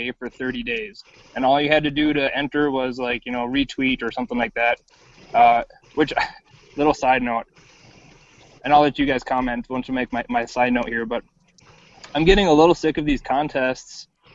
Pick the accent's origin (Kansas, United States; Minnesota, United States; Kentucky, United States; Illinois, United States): Minnesota, United States; in Minnesota here at a shop just in my hometown